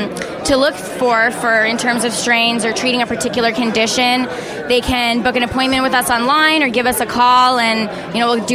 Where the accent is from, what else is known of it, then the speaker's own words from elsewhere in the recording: New Jersey, United States; now in California, United States; I came from New Jersey, it's where I was born